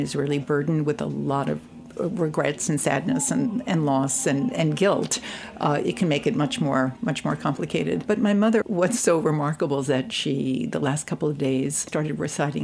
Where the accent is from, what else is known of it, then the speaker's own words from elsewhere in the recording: New York City, New York, United States; also born or lived in Brooklyn; I grew up in Queens. My mother still lived in Queens. And then I live in Brooklyn now.